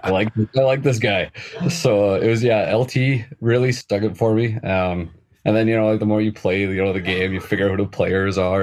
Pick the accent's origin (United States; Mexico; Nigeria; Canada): Canada; just outside Edmonton, Alberta; where I'm from, I'm just outside of Edmonton in Alberta